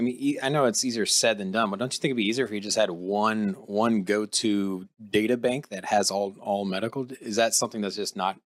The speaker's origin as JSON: {"language": "English", "town": "Norfolk", "region": "Virginia", "country": "United States", "tie": "born or raised there", "moved": "yes", "lives_now": "Las Vegas, United States", "said": "I'm from Virginia as well. I'm from Norfolk, Virginia. I grew up there. My dad is 20 years retired in the Navy. So, that's hometown for me."}